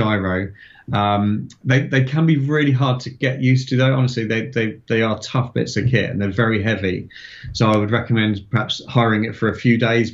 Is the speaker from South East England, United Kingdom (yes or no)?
yes; Farnborough, South East England, United Kingdom; having grown up in that sort of 80s into 90s and seeing them fly into my hometown of Farnborough